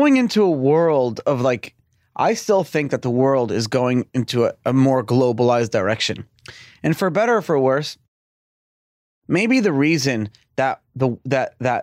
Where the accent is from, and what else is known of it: United States